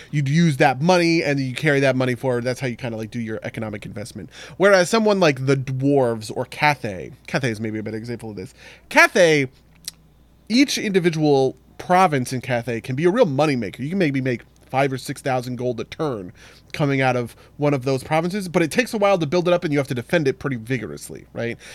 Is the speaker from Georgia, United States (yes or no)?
no; Maplewood, New Jersey, United States; the war on Christmas started in my hometown